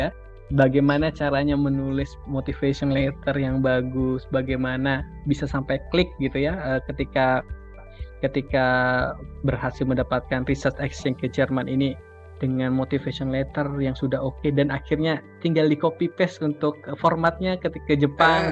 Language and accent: Indonesian; Sumenep, East Java, Indonesia; aku dari Sumeneb, kota uh-huh. kecil di Madura